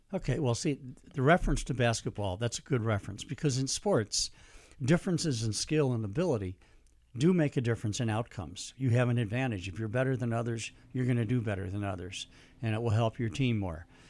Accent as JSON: {"language": "English", "town": "St. Louis", "region": "Missouri", "country": "United States", "tie": "born or raised there", "moved": "as an adult", "said": "I'm from Saint Louis"}